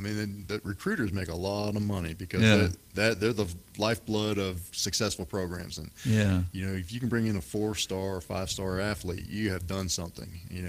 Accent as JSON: {"language": "English", "region": "Pennsylvania", "country": "United States", "said": "I'm being from Pennsylvania"}